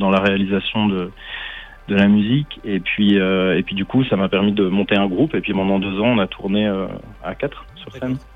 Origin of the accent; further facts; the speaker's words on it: Switzerland; moi j'ai grandi en Suisse.